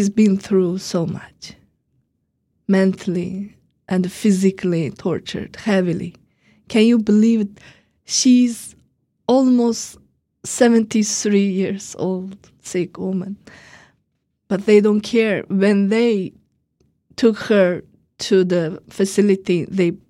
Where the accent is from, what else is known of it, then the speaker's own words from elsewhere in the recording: Urumqi, Xinjiang, China; now in Washington, D.C., United States; I am from Urumqi, the capital of Uyghur region, Chinese called Xinjiang